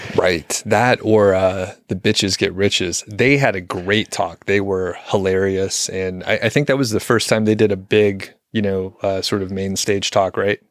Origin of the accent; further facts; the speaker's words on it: Southeast, United States; now in Boulder County, Colorado, United States; I'm from the Southeast